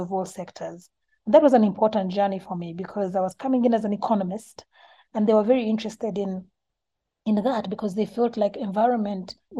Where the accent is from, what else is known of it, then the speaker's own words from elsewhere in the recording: Uganda; I was born in Uganda